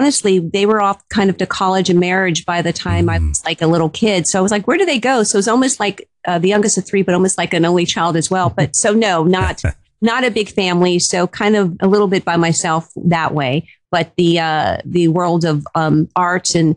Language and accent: English; Cincinnati, Ohio, United States; I was born and raised in Cincinnati, Ohio.